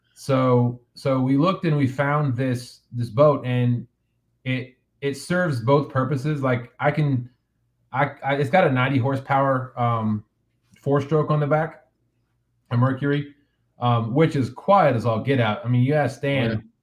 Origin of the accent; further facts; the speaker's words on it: United States; also born or lived in Central Virginia; now in Virginia, United States; I'm originally from Kansas, Colorado, flat flat plains area